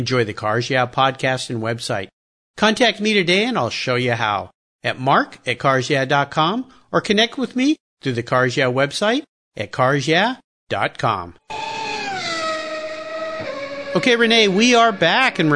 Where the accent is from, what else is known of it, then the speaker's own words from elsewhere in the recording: Southern California, United States; I grew up surfing in Southern California